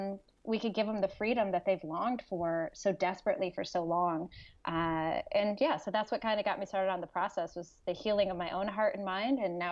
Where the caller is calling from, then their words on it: California, United States; Northern California. So just north of Sacramento, a little bit in between what I say Sacramento and Lake Tahoe.